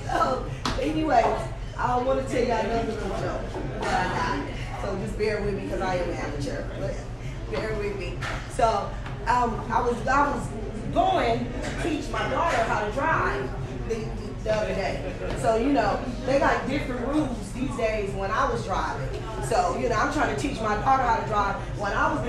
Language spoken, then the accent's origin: English; Concord, California, United States; I grew up in Concord